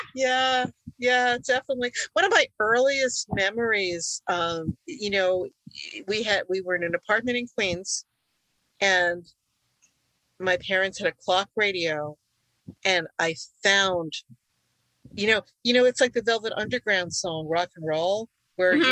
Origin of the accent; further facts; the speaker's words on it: United States; first language Hungarian; English is a second language; I was born in the U.S., but my parents had just come from Hungary